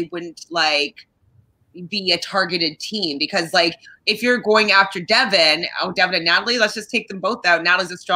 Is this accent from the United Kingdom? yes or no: no; Canada; I'm Canadian